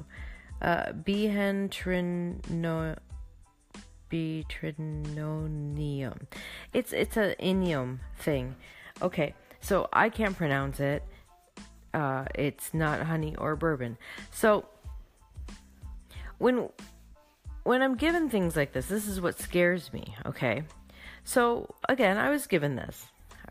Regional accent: Canada; I am from Canada

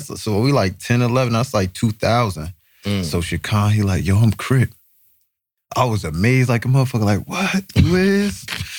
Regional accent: Newark, New Jersey, United States; also born or lived in Irvington, New Jersey; I'm from Newark

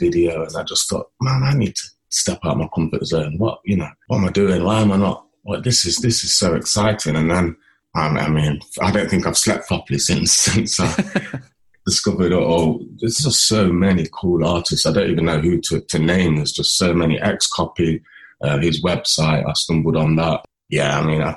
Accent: Nottingham, East Midlands, United Kingdom; I'm from Nottingham, a lens-based artist

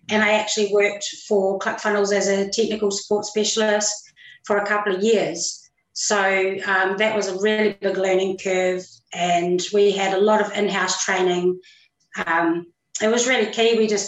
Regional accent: New Zealand; I'm actually a Kiwi. I'm from New Zealand.

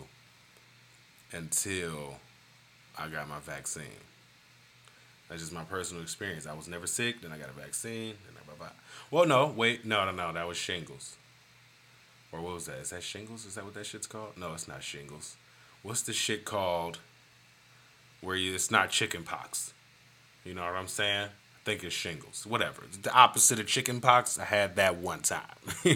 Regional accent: Michigan, United States; now in Johnson City, United States; I'm from Michigan

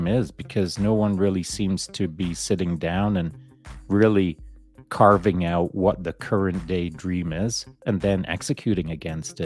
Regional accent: Canada

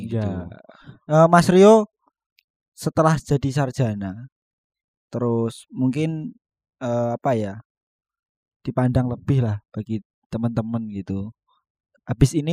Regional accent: Wirosari, Central Java, Indonesia; Daerahku uh, desanya Desa Kalirjo, Kecamatannya Wirosari.

